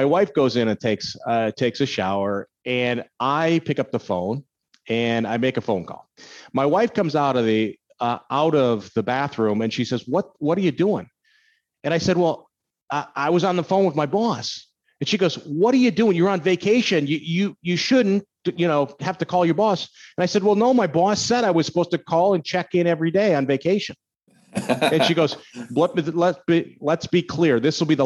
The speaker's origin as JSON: {"language": "English", "region": "Minnesota", "country": "United States", "tie": "born or raised there", "moved": "yes", "said": "I grew up in Minnesota, so I'm used to cold weather"}